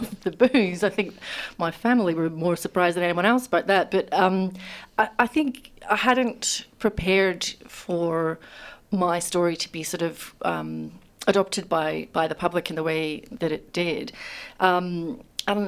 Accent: Scotland, United Kingdom; now in Australia; I grew up in Scotland

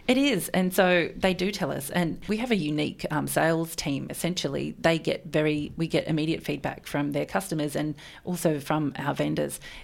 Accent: Melbourne, Victoria, Australia; also born or lived in Sydney; I'm from Melbourne and I moved away to Sydney for a long time. And when I moved back to Melbourne

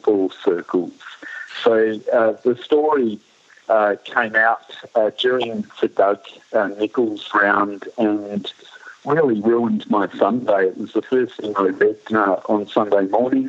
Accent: Ballarat, Victoria, Australia; as a boy growing up in Ballarat, and I did grow up in Ballarat.

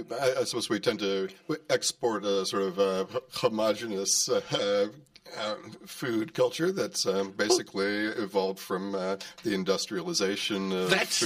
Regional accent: Connecticut, United States; accent: American; moved away as an adult; also born or lived in Vermont; now in Melbourne, Australia; Oh, I'm originally from Connecticut. Grew up on the coastline a few hours out of New York City.

